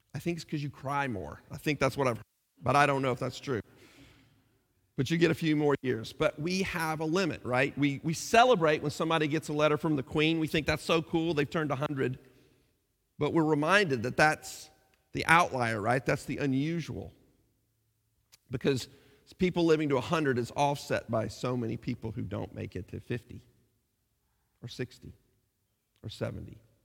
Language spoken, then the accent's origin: English; United States; moved away as an adult; now in England, United Kingdom